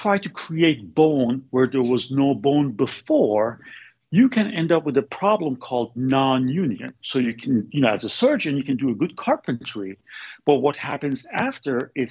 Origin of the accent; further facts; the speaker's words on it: Bay Area, Northern California, United States; now in Sacramento, United States; I'm from Bay Area. I'm from Northern California, Bay Area. So I wanted to come back to Bay Area.